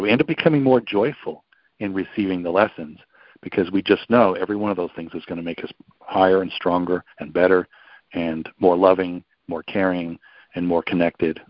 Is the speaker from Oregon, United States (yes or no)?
no; New York, United States; I'm from New York